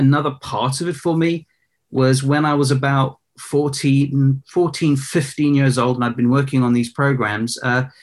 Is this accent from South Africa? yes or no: yes; Johannesburg, Gauteng, South Africa; I was actually born in South Africa in Johannesburg